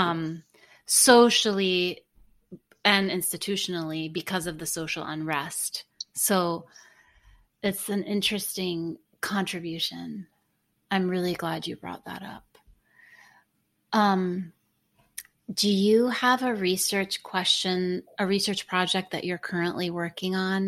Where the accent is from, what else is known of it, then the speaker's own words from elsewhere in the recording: Lebanon; moved away; I'm from Lebanon